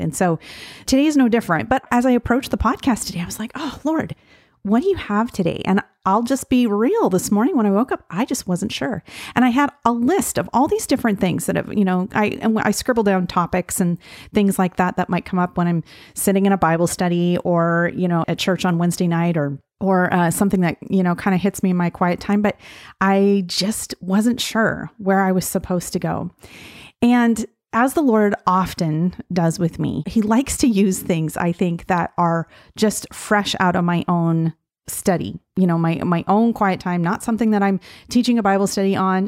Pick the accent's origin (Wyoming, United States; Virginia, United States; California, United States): Wyoming, United States; Gillette; I grew up in Gillette, Wyoming